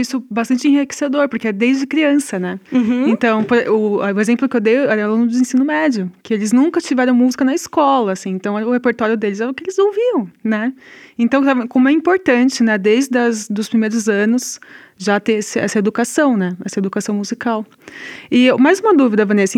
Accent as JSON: {"language": "Portuguese", "region": "São Paulo", "country": "Brazil", "also_born_or_lived": "Rio Grande do Sul", "moved": "yes", "said": "eu sou de São Paulo, né? E em São Paulo, aqui nós estamos no Rio Grande do Sul, não estou acostumada"}